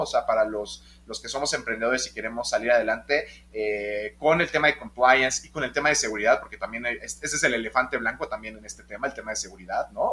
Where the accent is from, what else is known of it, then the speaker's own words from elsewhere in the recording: Mexico; todos los inversionistas y los GPs somos mexicanos